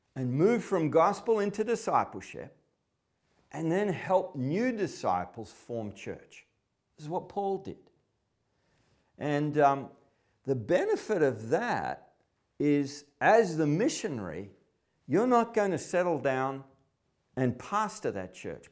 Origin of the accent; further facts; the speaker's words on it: Melbourne, Victoria, Australia; I'm from Melbourne, a major city in, in, in Australia.